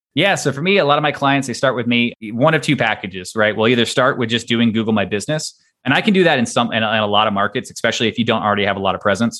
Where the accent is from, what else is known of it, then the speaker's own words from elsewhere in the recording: Texas, United States; moved away; I'm originally from Texas